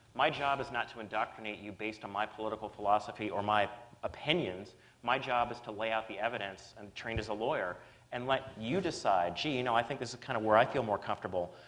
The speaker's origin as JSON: {"language": "English", "region": "Kentucky", "country": "United States", "moved": "yes", "lives_now": "Massachusetts, United States", "said": "I'm from Kentucky."}